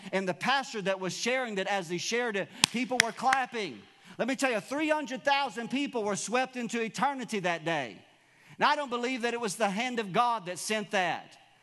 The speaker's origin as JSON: {"language": "English", "country": "United States"}